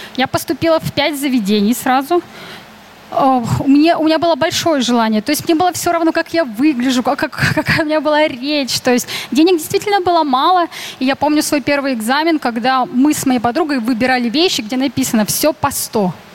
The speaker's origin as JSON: {"language": "Russian", "region": "Urals", "country": "Russia", "moved": "yes", "said": "я сама с Урала"}